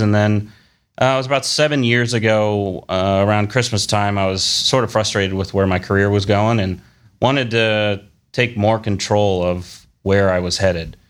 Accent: Columbus, Ohio, United States; also born or lived in Cleveland, Ohio; We were raised here in Columbus

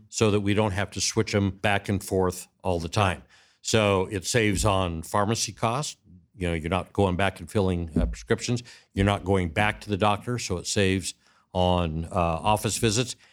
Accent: Arizona, United States; moved away as an adult; also born or lived in Orange County, California; Born and raised in the Southwest

